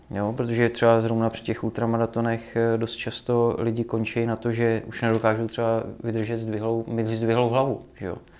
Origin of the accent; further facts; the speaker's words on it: Czechia; jsem z Krkonoší, jak já vyrůstal na horách